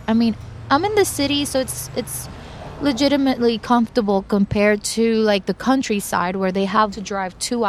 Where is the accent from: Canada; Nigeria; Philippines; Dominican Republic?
Dominican Republic; moved away as an adult; now in New York, United States; I grew up in the Dominican Republic with my mother and my grandmother. And at the age of 23, I moved to New York